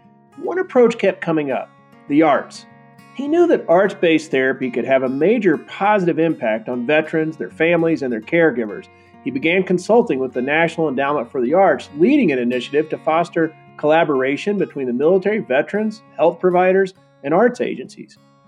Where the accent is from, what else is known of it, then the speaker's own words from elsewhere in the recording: Asheville, North Carolina, United States; I grew up in North Carolina. It is a big part of my identity, I suppose.